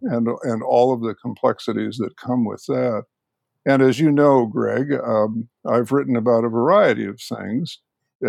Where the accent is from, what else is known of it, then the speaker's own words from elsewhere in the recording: Chicago, Illinois, United States; moved away as an adult; also born or lived in Minnesota / New York City / Berkeley; I was born and raised in the Chicago area